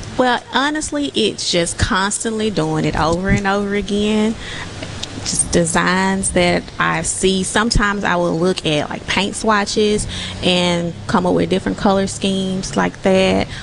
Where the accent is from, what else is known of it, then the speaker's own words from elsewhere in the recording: Columbia, United States; I'm from Columbia